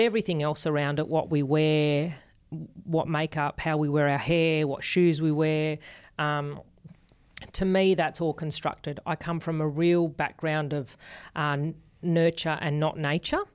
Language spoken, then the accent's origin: English; Sydney, New South Wales, Australia; born or raised there; accent: Australian; first language Spanish; English is a second language